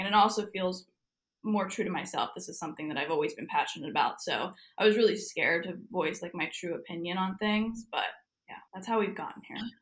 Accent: New Jersey, United States; moved away as an adult; now in Florida, United States; I'm technically from New Jersey, but I have been living in Florida since well, on and off last summer

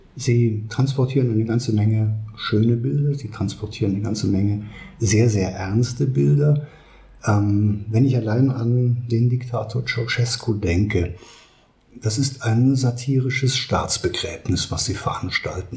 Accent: Germany; moved away; Wenn ich in die Eifel, meiner Heimat, zurückfahre, dann weiß ich, dass ich meine Verwandten dort treffe

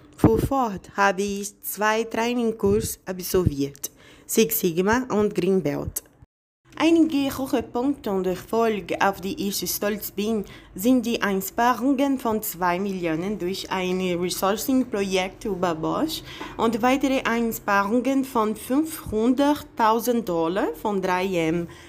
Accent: Bahia, Brazil; German is a second language; moved away as an adult; also born or lived in Berlin; now in São Paulo, Brazil; ich komme aus Bahia, auch wenn ich lebe seit vier Jahren in São Paulo

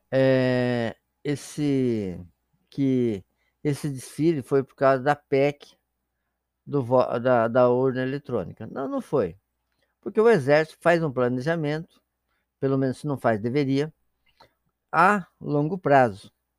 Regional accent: Paraná, Brazil; now in Santa Catarina, Brazil; sou paranaense e moro em Santa Catarina

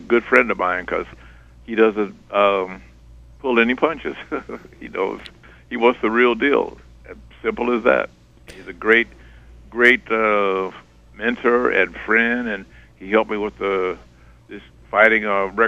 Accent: Phoenix, Arizona, United States; I was born in Phoenix, Arizona

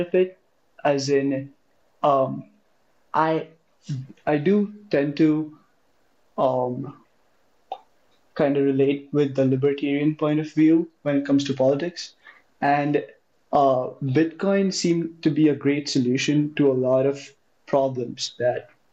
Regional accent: India; moved away as an adult; I'm from India. I was doing high school in India

